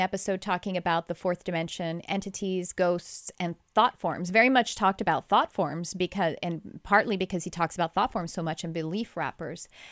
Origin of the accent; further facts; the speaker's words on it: Texas, United States; accent: Texas; That's my Texas accent coming out.